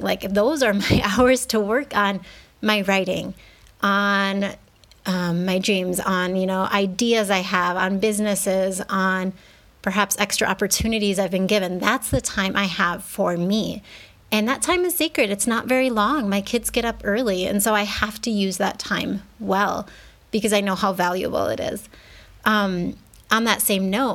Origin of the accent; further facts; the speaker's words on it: United States; moved away as an adult; now in Mexico; I grew up in the States where we didn't even start preschool until we were 4